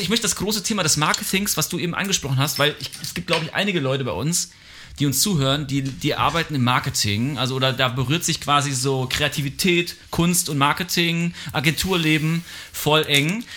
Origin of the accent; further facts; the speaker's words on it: Germany